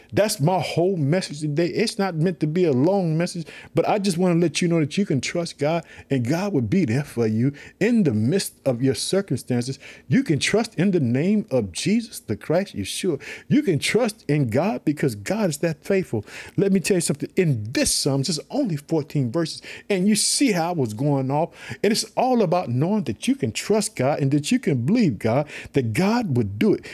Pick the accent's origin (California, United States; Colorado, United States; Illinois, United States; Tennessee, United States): Illinois, United States; also born or lived in Chicago; my home state, Illinois, I live in the city of Chicago